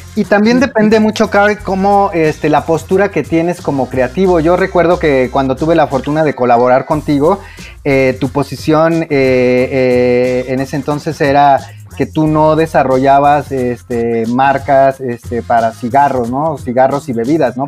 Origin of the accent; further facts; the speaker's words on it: Mexico; como mexicanos